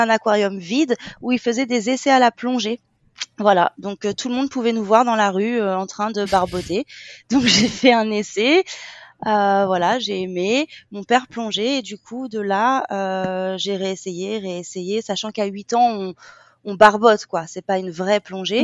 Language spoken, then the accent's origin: French; Seine-et-Marne, Île-de-France, France; moved away as an adult; now in Phuket, Thailand; de Seine-et-Marne, et maintenant j'habite à Phuket